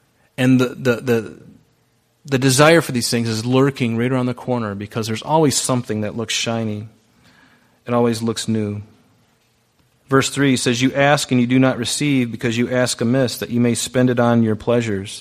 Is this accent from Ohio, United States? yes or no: no; Pine Island, Florida, United States; moved away; I grew up on Pine Island in Southwest Florida